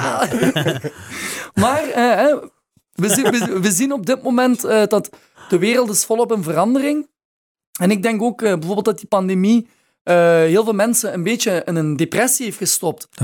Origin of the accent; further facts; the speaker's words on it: Maasmechelen, Flanders, Belgium; Ik ben opgegroeid in Maasmechelen